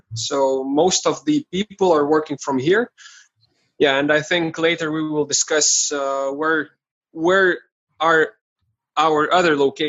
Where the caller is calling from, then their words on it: Vilnius, Vilnius County, Lithuania; Today I am in Vilnius, Lithuania.